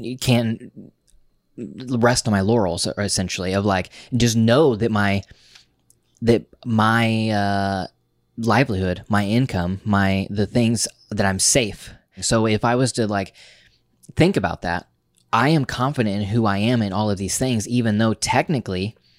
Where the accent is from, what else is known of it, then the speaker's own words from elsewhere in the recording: New York, United States; I am a YouTuber, I am a podcaster, I am a New Yorker